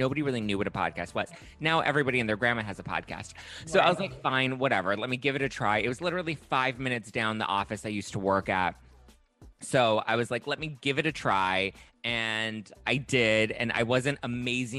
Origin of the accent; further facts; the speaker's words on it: Los Angeles, California, United States; I grew up here in Los Angeles